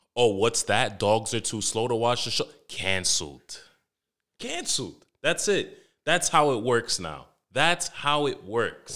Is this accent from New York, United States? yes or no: yes; New York City, New York, United States; I grew up in Harlem